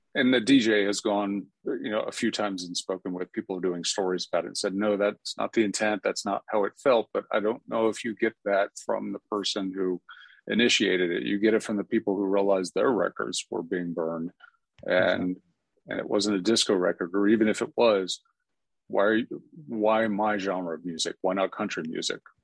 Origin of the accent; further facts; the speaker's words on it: Atlanta, Georgia, United States; Atlanta just being my hometown